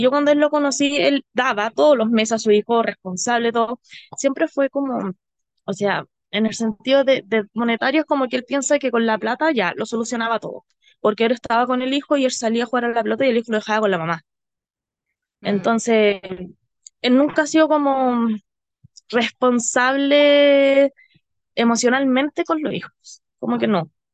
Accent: Rancagua, O'Higgins, Chile; also born or lived in Machalí; me fui a vivir a, a Machalí, soy de Rancagua.

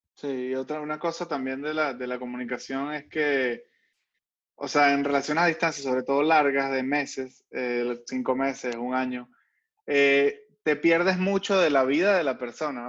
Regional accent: Caracas, Capital District, Venezuela; moved away; yo soy muy, muy venezolano, muy caraqueño.

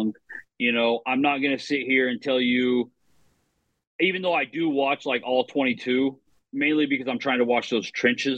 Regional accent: Oklahoma, United States; also born or lived in Nebraska; I grew up in Oklahoma. We don't have a pro team

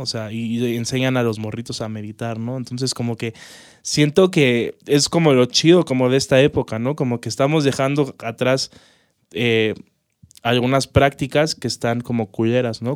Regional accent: Mexico; cómo somos los mexicanos

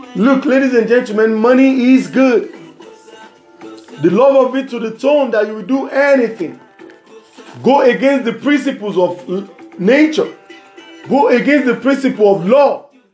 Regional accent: Nigeria; from Nigeria.

